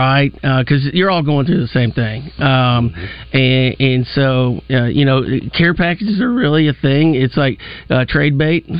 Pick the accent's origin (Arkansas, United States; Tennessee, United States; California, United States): Arkansas, United States; Farmington; You know, I'm originally from Farmington.